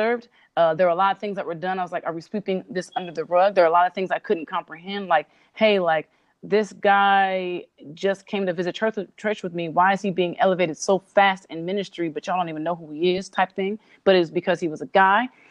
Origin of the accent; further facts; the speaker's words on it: Cerritos, California, United States; also born or lived in Compton; I lived in a city called Cerritos, which is really very suburban